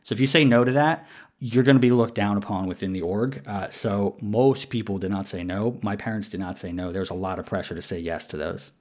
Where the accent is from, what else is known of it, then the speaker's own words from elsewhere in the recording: New York City, New York, United States; also born or lived in Queens; I was born in New York City